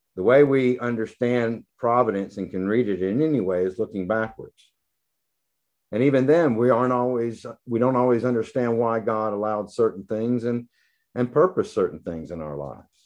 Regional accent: the South, United States; I'm from the South

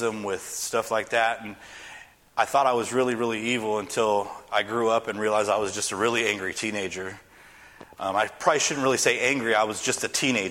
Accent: West Coast, United States; moved away as an adult; I'm from the West Coast

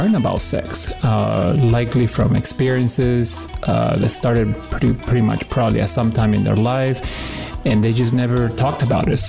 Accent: Peru; now in Washington, D.C. area, United States; I was born in Peru and I've lived in this area for the last 35 years

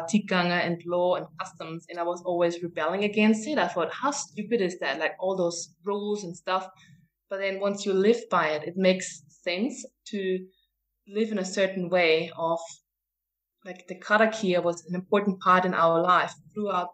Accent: Austria; moved away as an adult; also born or lived in New Zealand; I'm from Austria, and I moved to New Zealand maybe in 2006

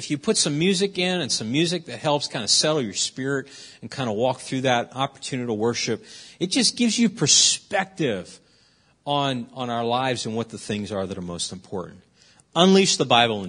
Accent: Philadelphia, Pennsylvania, United States; I'm from West Philadelphia, born and raised

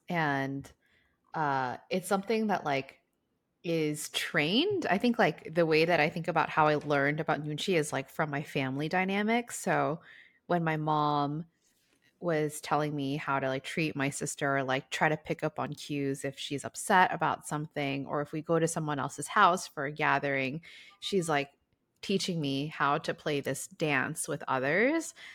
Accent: United States; as an American

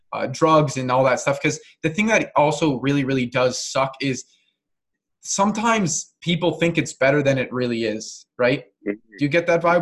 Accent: Canada; I'm not American, but and I'm fully Canadian

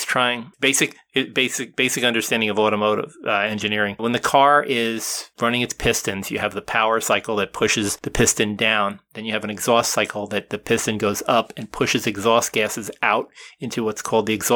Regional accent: New Jersey, United States; I grew up in New Jersey

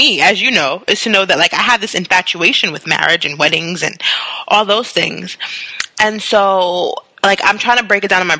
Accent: Queens, New York, United States; And we come from Queens. Hi, we come from Queens, Monique.

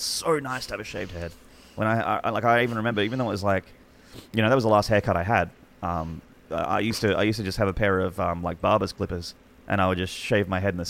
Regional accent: Australia; as an Australian

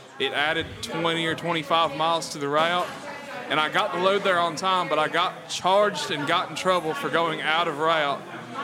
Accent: Sarasota, Florida, United States; I'm from Florida. Grew up kind of poor, kind of middle class in between there.

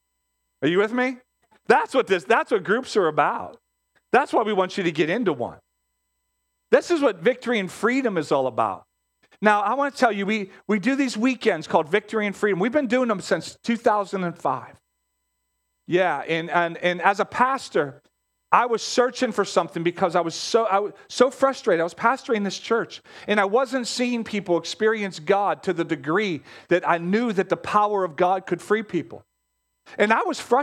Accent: Pittsburgh, Pennsylvania, United States; We grew up in Pittsburgh. Pittsburgh has its own set of mindset

